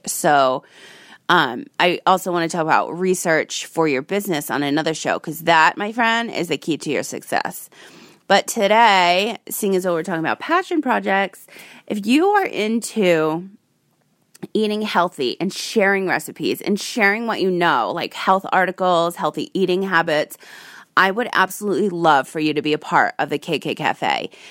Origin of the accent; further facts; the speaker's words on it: Rhode Island, United States; I grew up in Rhode Island, the Ocean State.